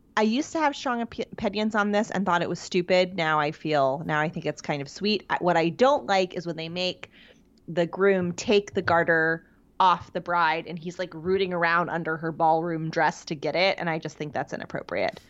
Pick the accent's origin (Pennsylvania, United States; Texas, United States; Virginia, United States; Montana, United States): Pennsylvania, United States; Pittsburgh; moved away; I am from the Pittsburgh area